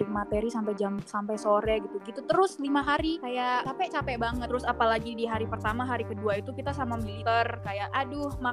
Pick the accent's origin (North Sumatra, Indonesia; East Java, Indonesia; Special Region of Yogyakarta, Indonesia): North Sumatra, Indonesia; Medan; now in Bandung, Indonesia; di Bandung gue anak Medan kayak panas banget di sini